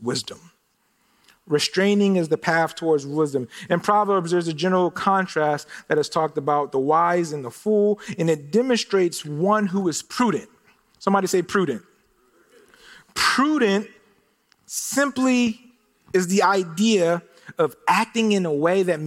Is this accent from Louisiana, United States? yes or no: no; Philadelphia, Pennsylvania, United States; now in Phoenix, United States; I'm originally from Philadelphia